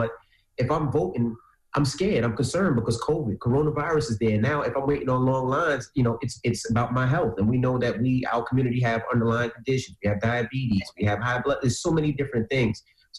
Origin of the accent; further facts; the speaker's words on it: Queens, New York, United States; now in New Jersey, United States; I grew up in Queens, which is a Black area, and when we had to vote, I mean, it was lines around the corner. I moved out to New Jersey, which is more of a white area